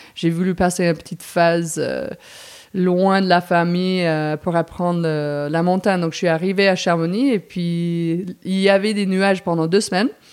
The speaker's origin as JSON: {"language": "French", "town": "Princeton", "region": "New Jersey", "country": "United States", "tie": "born or raised there", "also_born_or_lived": "New York", "second_language": "French", "moved": "yes", "said": "je suis née à New York, en pleine ville, et puis je suis grandie à New Jersey, Princeton"}